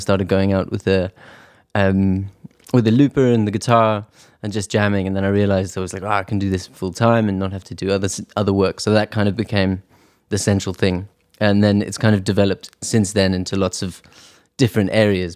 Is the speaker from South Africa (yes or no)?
yes; South Africa; also born or lived in Edinburgh, Scotland; now in London, United Kingdom; I grew up in South Africa